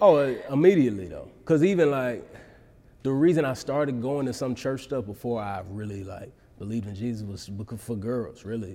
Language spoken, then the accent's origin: English; Dallas, Texas, United States; moved away as an adult; grew up in Dallas, and I, you know, I moved back to Dallas about four years ago.